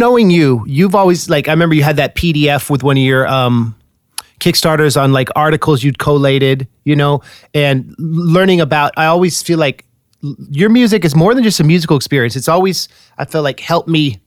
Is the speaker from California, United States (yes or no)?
yes; Bay Area, California, United States; I'm a rapper from the Bay Area